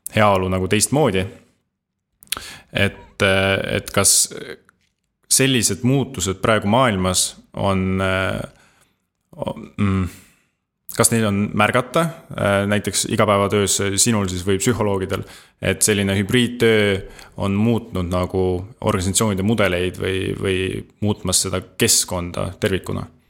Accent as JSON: {"language": "Estonian", "country": "Estonia", "said": "oleme eestlased"}